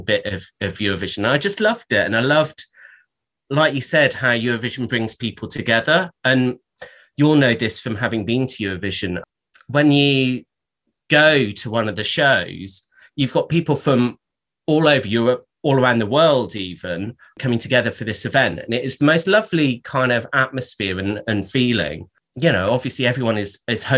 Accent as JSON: {"language": "English", "area": "Somerset", "region": "South West England", "country": "United Kingdom", "tie": "born or raised there", "said": "I grew up in Somerset"}